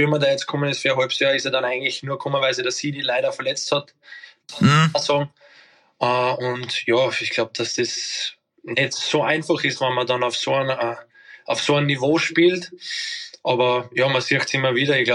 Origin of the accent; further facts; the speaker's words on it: Scheibbs, Lower Austria, Austria; born there; Ich Scheibs, ja, du, das ist das nächste Krankenhaus.